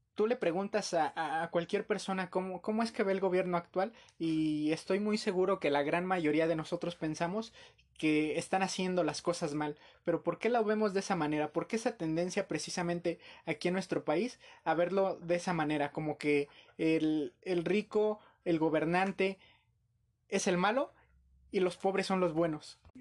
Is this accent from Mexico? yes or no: yes; Mexico; como cultura mexicana